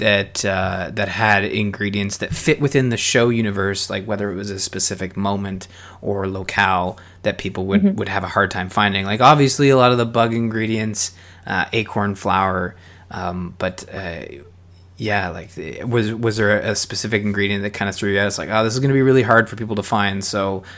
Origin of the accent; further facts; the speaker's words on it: Canada; I'm Canadian.